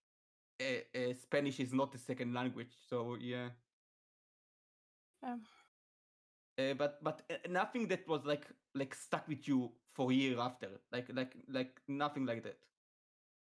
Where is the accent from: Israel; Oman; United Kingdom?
Israel; first language Hebrew; English is a second language; I'm from Israel. My first language is Hebrew.